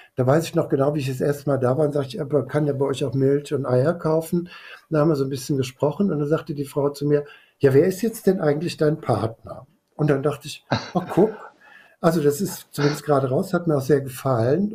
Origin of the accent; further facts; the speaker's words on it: Rheinbach, North Rhine-Westphalia, Germany; also born or lived in Cologne; bin äh, aufgewachsen, da kann man jetzt streiten, ob das Land ist oder nicht, in Rheinbach